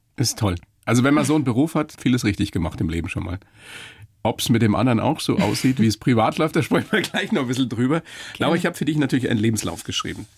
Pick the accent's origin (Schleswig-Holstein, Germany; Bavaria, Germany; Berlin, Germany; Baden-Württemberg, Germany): Bavaria, Germany; Weiden; Ich bin ja selber aus der Oberpfalz, aus Weiden